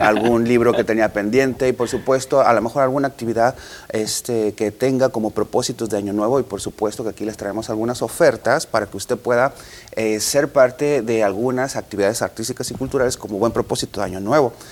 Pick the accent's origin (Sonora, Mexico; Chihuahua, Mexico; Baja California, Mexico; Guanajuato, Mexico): Sonora, Mexico; como los sonorenses estamos